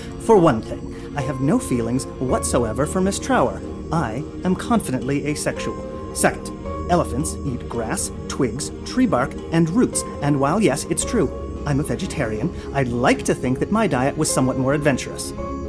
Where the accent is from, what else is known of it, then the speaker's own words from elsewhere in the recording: Urbana, Illinois, United States; I'm from Urbana, Illinois, come on! Little cornball never hurt anyone.